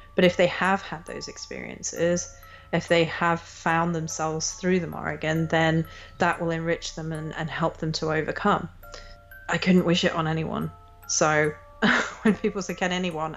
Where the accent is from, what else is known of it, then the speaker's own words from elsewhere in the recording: England, United Kingdom; I grew up in England